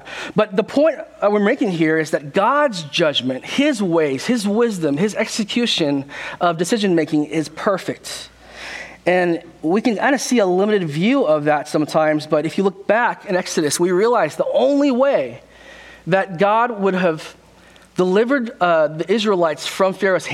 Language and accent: English; California, United States; born or raised there; also born or lived in South Korea